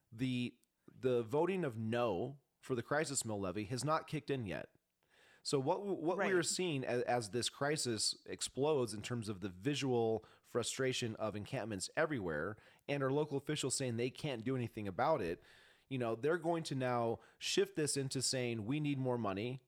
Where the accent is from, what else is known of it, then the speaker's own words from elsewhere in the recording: Spokane, Washington, United States; now in Montana, United States; I'm not from Montana. I was born in Spokane